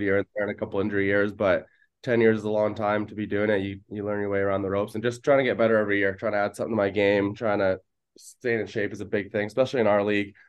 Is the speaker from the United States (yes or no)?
no; Delta, British Columbia, Canada; I grew up playing in Delta